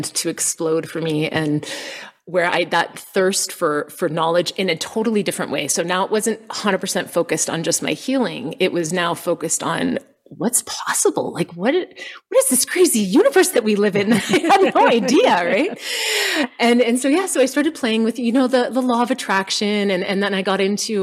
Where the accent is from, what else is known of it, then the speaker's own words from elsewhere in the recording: Canada; moved away as an adult; also born or lived in United States / Costa Rica; So we're Canadian. And so we also lived in the States and then we went to Costa Rica